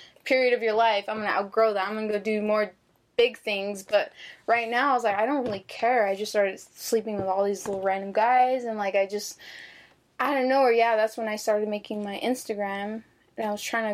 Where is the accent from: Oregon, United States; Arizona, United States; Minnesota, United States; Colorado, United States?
Arizona, United States; Phoenix; moved away as an adult; now in Las Vegas, United States; growing up in Phoenix